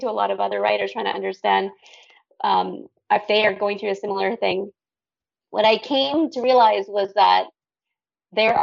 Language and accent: English; Canada; moved away as an adult; also born or lived in Dubai, UAE / Thailand; I'm Canadian originally, but I lived abroad for 21 years.